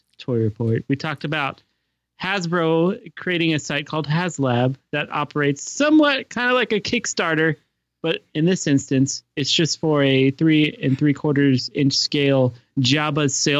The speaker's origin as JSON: {"language": "English", "country": "Canada", "moved": "yes", "said": "Canada, my home country."}